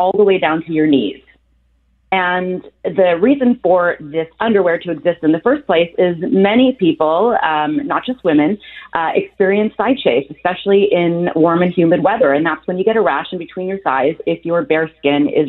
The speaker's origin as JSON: {"language": "English", "country": "Canada", "said": "I've been a proud Canadian for my whole life"}